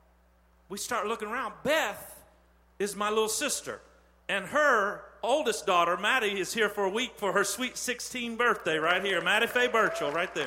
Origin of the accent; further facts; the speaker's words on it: Terre Haute, Indiana, United States; I'm from Terre Haute.